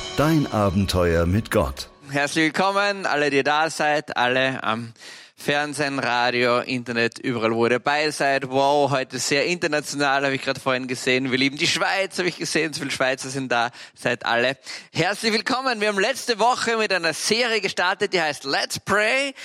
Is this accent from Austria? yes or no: yes; Austria; bei uns in Österreich